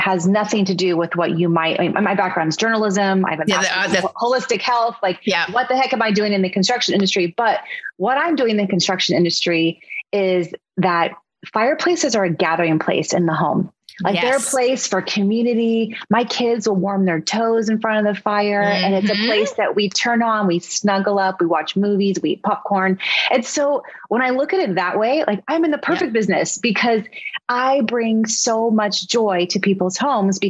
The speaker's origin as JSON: {"language": "English", "region": "Northern California", "country": "United States", "tie": "born or raised there", "also_born_or_lived": "Santa Barbara", "said": "I grew up in Northern California"}